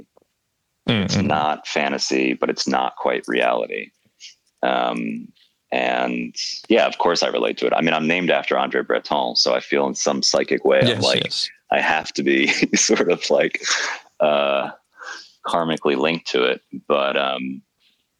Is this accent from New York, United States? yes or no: yes; New York, United States; now in Berlin, Germany; being a New Yorker